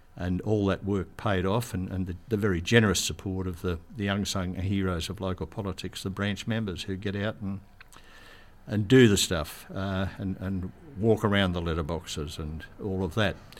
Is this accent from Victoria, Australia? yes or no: no; Bathurst, New South Wales, Australia; also born or lived in Sydney / Penrith; I was born in Bathurst in 1943, which puts me in my 80th year as we speak, and uh, grew up there, went to school there